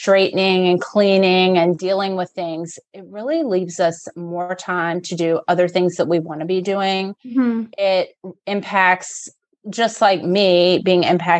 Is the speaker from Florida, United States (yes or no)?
no; Richmond, Virginia, United States; I was born in Richmond, have lived here my whole life